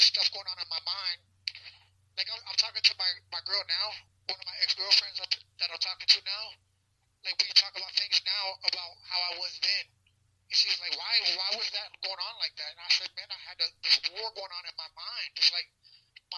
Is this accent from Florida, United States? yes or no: yes; West Palm Beach, Florida, United States; also born or lived in Ohio; I grew up in West Palm Beach. Yeah, I grew up in West Palm, back and forth from Ohio. I'm from Ohio, but I grew up pretty much in West Beach